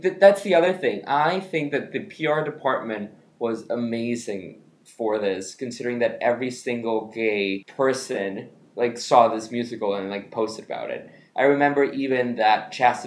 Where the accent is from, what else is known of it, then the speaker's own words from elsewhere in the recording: Ecuador; I grew up in Ecuador.